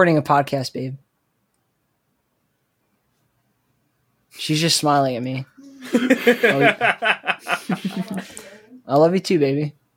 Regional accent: Alabama, United States; I grew up in Alabama.

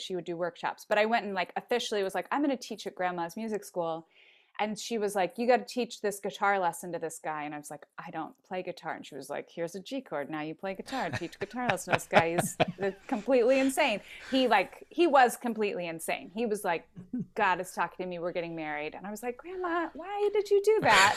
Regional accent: Philadelphia, Pennsylvania, United States; I grew up in West Philadelphia and we have a lot of porches

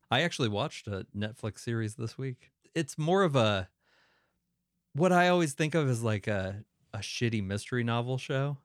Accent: Northeast, United States; moved away; it's mostly where I grew up in the Northeast

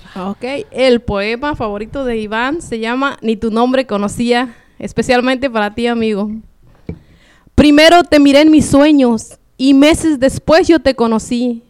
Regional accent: Michoacán, Mexico; also born or lived in Guerrero / La Mira, Michoacán / Lázaro Cárdenas; now in Phoenix, United States; yo nací en Guerrero, pero me crié en Michoacán

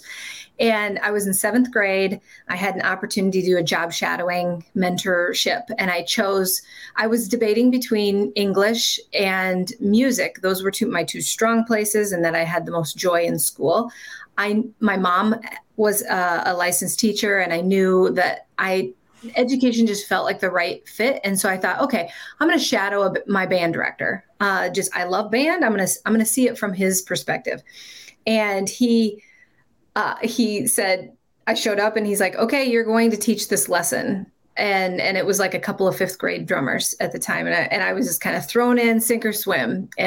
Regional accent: Iowa, United States; moved away as an adult; also born or lived in South Dakota; now in Minnesota, United States; I was born and bred in Iowa

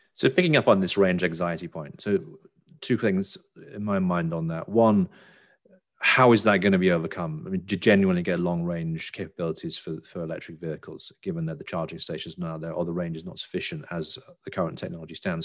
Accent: United Kingdom; now in United States; I live in America but I'm British

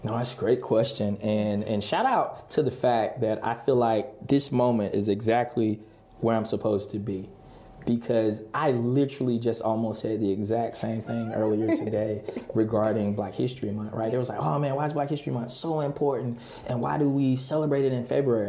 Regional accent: Halifax County, North Carolina, United States; also born or lived in South Florida; now in Raleigh, United States; I grew up in Halifax County

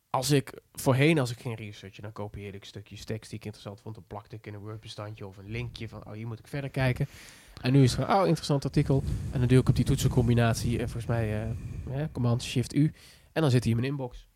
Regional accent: Schijndel, North Brabant, Netherlands; ik kom uit het Brabants dorpje Schijndel

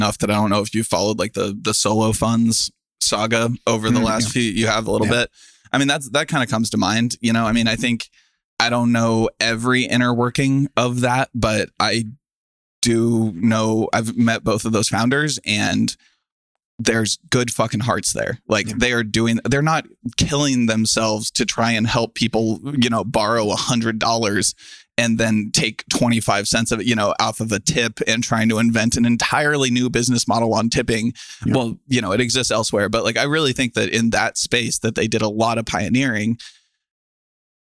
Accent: Kansas City, United States; I'm from Kansas City

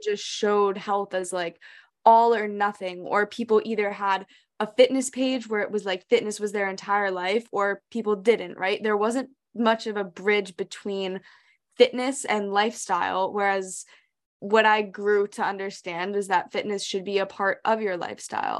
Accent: New Hampshire, United States; also born or lived in Hong Kong; we grew up in New Hampshire, but then we moved to Hong Kong for four years of our lives. So we were there fifth grade and middle school

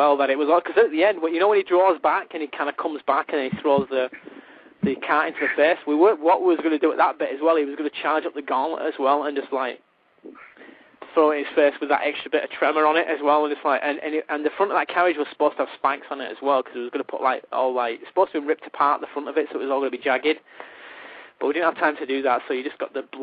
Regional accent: the north of England, United Kingdom; accent: Northern English; my accent, about my Northern English accent

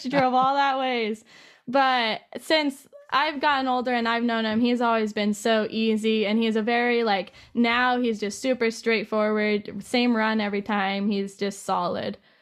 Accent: Safford, Arizona, United States; also born or lived in Hobbs, New Mexico / Colorado; Safford is the place that I grew up the most. I was there for about ten

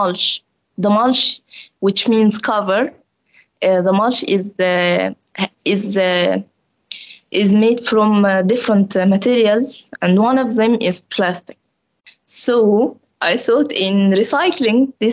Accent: Egypt; moved away as an adult; I came from African country like Egypt.

